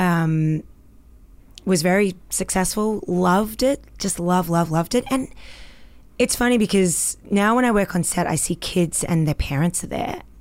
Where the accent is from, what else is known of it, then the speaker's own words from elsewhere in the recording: Australia; accent: Australian; moved away as an adult; now in Canada; I'm Australian